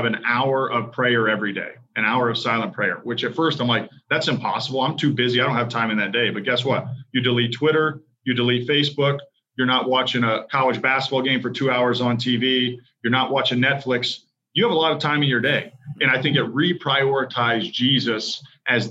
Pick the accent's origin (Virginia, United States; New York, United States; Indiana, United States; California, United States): Indiana, United States; Central; also born or lived in Western Michigan; I grew up in Central Indiana, grew up a big Colts fan.